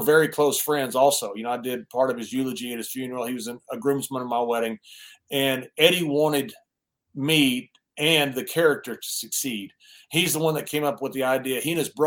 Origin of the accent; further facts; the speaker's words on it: West Texas, United States; growing up in West Texas